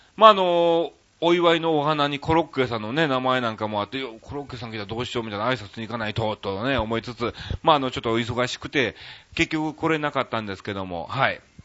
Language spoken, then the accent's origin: Japanese; Kansai, Japan; accent: Kansai-ben; moved away as an adult; now in Tokyo, Japan; もろ関西弁ですけども、みたいなね、まあ、あの、ちょっとね、僕ももう東京出てきて長いですからね、もう15年近く経ちますから